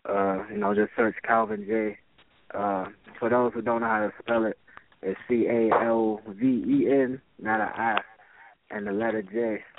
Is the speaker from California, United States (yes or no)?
no; Philadelphia, Pennsylvania, United States; Well, I'm come from the Philly area in the DMV.